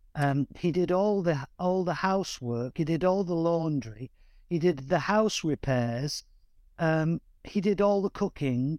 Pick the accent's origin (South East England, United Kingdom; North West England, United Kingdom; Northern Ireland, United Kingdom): North West England, United Kingdom; Manchester; growing up in East Manchester